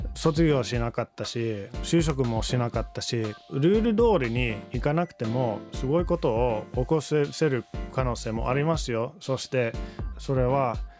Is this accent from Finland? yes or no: yes; Finland; Japanese is a second language; moved away as an adult; now in Japan; 自分はフィンランド人として500万人のフィンランドで育ってきました